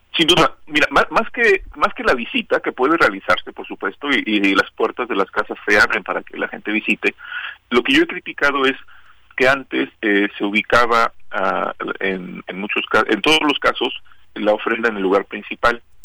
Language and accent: Spanish; Mexico